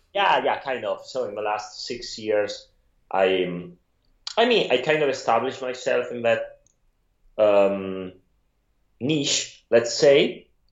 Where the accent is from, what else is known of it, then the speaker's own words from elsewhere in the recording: Italy; accent: Italian; English is a second language; moved away; I'm from Italy